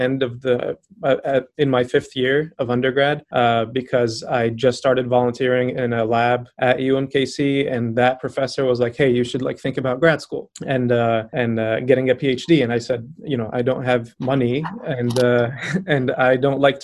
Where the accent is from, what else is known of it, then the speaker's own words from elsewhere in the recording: Aleppo, Aleppo Governorate, Syria; moved away as an adult; also born or lived in Kansas City, Missouri; now in Roanoke, United States; I'm from Aleppo, Syria. And I came to the US about a decade ago